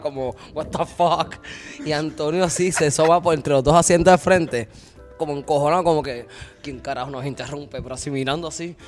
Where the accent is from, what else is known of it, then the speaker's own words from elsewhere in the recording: Río Grande, Puerto Rico; also born or lived in Luquillo, Puerto Rico; soy de Río Grande, pero criado también en Luquillo